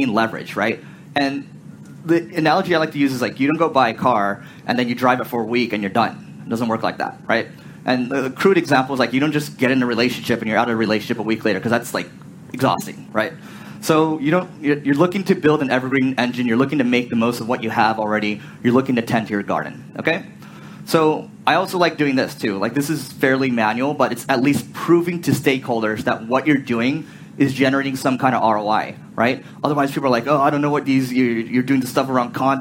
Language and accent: English; United States; I'm from America